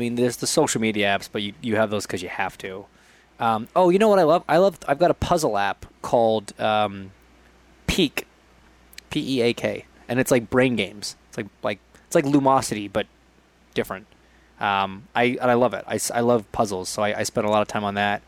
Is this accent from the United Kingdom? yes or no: no; Canada; I'm Canadian